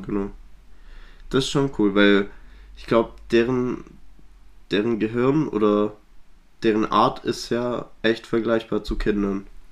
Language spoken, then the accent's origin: German; Swabia, Baden-Württemberg, Germany; wir kommen aus dem Schwäbischen